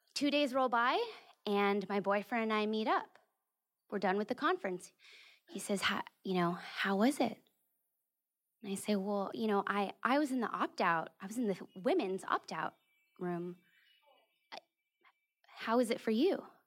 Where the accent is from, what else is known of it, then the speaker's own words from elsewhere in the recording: California, United States; moved away; my home state of California